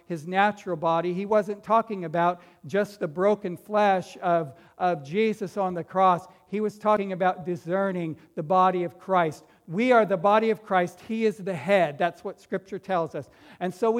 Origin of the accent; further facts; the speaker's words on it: Fresno, California, United States; I grew up right here in Fresno